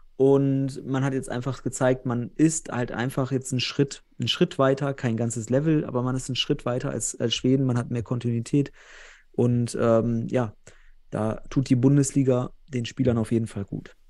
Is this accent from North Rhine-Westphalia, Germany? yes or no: yes; North Rhine-Westphalia, Germany; Ich komme ja selbst aus Westfalen